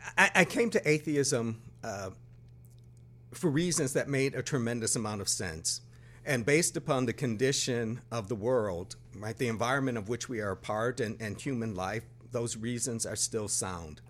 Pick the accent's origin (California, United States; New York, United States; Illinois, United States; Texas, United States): New York, United States; Buffalo; moved away as an adult; also born or lived in Brooklyn, New York; I grew up in Buffalo, New York